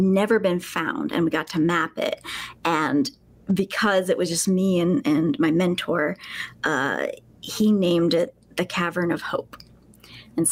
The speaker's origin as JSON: {"language": "English", "region": "Alabama", "country": "United States", "tie": "born or raised there", "moved": "as an adult", "said": "I was a spelunker for many years throughout high school and even middle school, high school, and then here a bit after before I moved away from Alabama, which is where I'm from"}